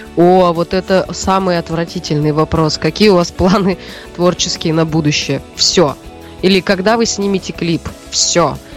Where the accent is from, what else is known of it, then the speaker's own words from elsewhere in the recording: Siberia, Russia; moved away; родилась и выросла в Сибири